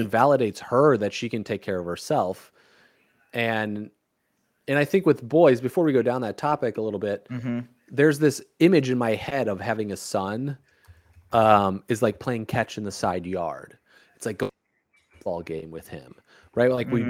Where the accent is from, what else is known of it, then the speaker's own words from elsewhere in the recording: Chicago, Illinois, United States; growing up in Chicago, it's like my grandfather used to go to the Cubs games. My great grandfather used to go to the Cubs, was a Cubs fan. And then my dad was a Cubs fan. We used to do all this stuff together.